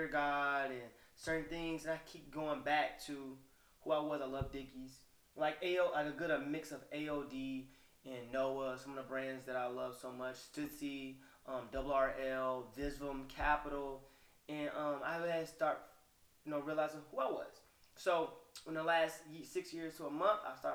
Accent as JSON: {"language": "English", "region": "the South", "country": "United States", "said": "I'm from the South"}